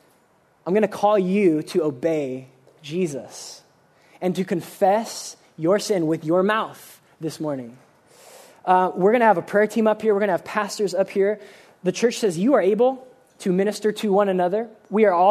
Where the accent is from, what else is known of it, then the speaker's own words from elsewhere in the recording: United States; we are really, really guilty as American Christians